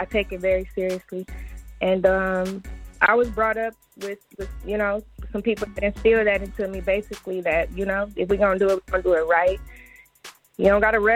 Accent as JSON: {"language": "English", "town": "Flint", "region": "Michigan", "country": "United States", "tie": "born or raised there", "said": "born and raised in Flint, Michigan, independent artist"}